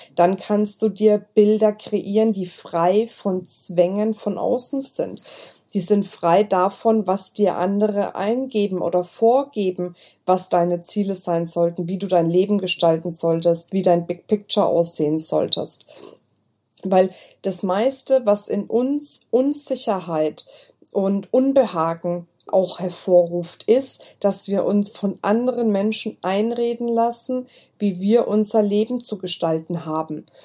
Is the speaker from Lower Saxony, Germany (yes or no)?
no; Franconia, Bavaria, Germany; accent: Franconian; Ich bin Fränkin, muss ich sagen. Bei uns ist immer mit dem B und dem P. Wir vertauschen das immer.